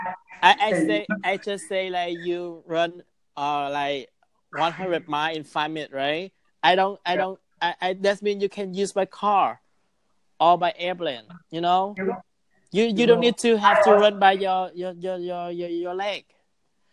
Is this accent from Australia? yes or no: no; United States; I'm from America